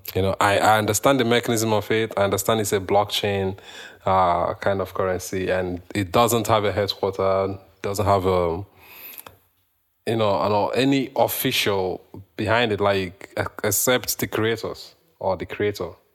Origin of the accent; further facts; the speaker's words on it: Nigeria; moved away as an adult; now in Canada; me as a Nigerian